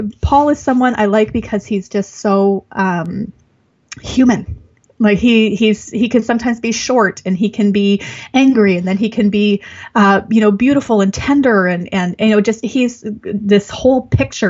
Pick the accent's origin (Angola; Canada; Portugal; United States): Canada; as a Canadian